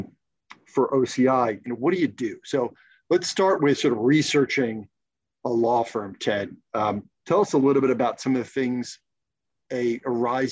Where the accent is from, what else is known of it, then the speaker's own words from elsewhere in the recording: New Jersey, United States; moved away; also born or lived in the South; I'm from New Jersey.